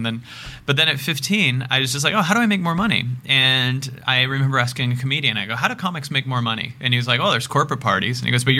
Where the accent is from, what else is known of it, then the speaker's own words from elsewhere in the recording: Seattle, Washington, United States; This was in Seattle.